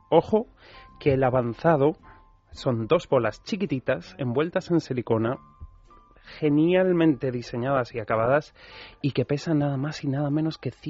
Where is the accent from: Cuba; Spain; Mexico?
Spain; Basque Country; yo como buen vasco